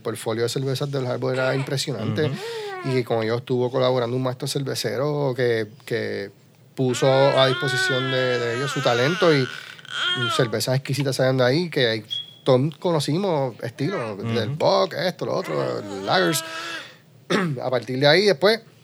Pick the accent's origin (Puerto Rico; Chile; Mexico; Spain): Puerto Rico; Utuado; nos identifica como isleños, puertorriqueños, porque estamos rodeados de agua, y como utuadeños, porque en Mutuado tenemos dos lagos